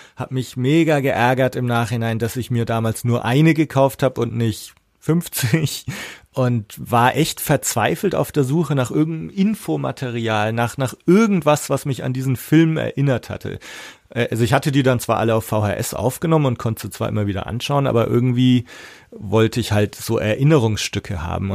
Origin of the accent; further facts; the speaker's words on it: Erlangen, Bavaria, Germany; bei uns in Erlangen auch, aber da, das war für mich so eine abgeschlossene Welt. Also unsere Schule war da gleich in der Nähe